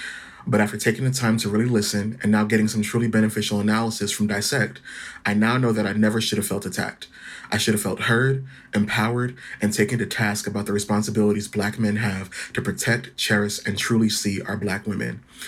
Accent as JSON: {"language": "English", "region": "New Jersey", "country": "United States", "said": "I'm an artist from New Jersey."}